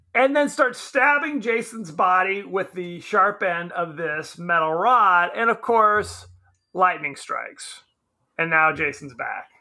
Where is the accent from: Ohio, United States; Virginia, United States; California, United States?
California, United States; Southern; I'm from Southern California.